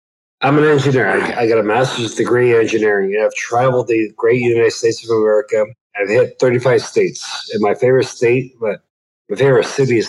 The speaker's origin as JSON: {"language": "English", "country": "Canada", "also_born_or_lived": "Toronto, Canada", "said": "I'm a Canadian."}